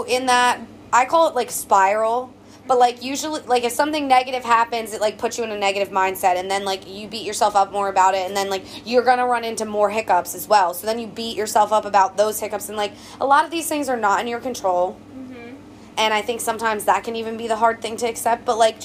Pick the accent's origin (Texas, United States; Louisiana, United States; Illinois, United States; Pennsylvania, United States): Pennsylvania, United States; Coatesville; moved away as an adult; now in Lancaster, United States; from Coatesville, Pennsylvania. I mean, like, yeah. Not that I don't love my hometown